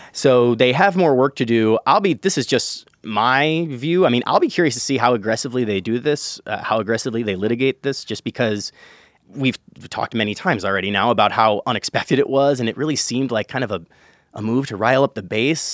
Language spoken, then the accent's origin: English; Chicago, Illinois, United States; my hometown, uh, the city of Chicago